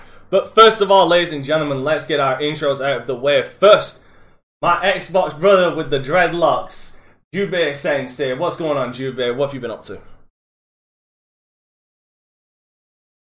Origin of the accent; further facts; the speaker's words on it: United Kingdom; I am British